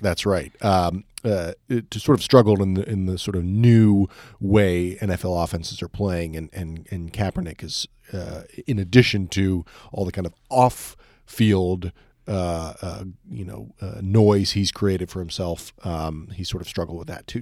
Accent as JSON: {"language": "English", "country": "United States"}